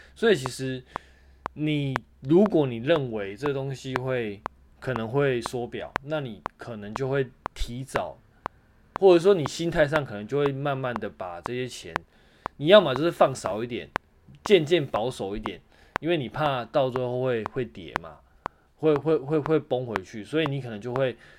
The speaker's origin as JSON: {"language": "Chinese", "country": "Taiwan", "said": "像我们台湾这边有疫情啊"}